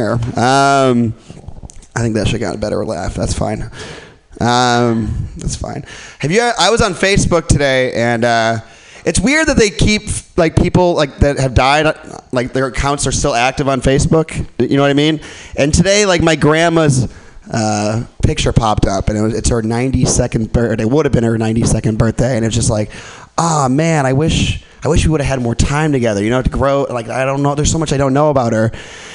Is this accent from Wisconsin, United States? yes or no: yes; Milwaukee, Wisconsin, United States; And I grew up in Milwaukee.